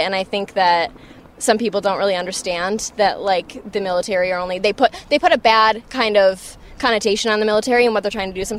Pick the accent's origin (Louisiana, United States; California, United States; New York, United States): New York, United States; Rochester; moved away as an adult; now in New York City, United States; I'm from Rochester, New York, but I live here currently going to school